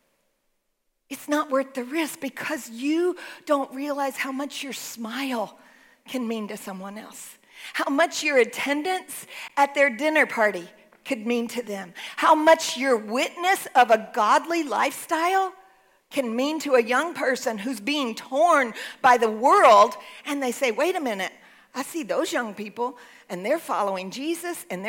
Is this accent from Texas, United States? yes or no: yes; Texas, United States; I'm a Texan